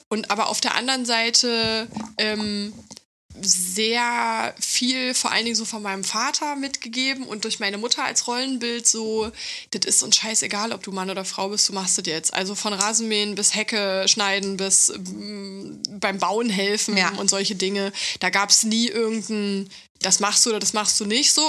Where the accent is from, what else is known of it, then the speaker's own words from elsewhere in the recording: East Germany, Germany; ich komme aus Ostdeutschland